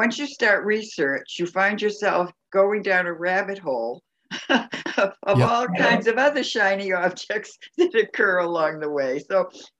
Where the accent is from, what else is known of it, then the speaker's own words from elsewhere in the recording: Salem, Massachusetts, United States; now in Florida, United States; my hometown of Salem, Massachusetts, where I was born on Halloween Eve.